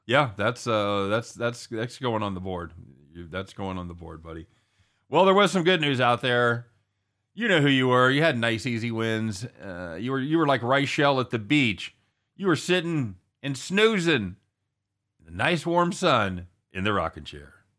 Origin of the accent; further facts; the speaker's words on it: United States; as an American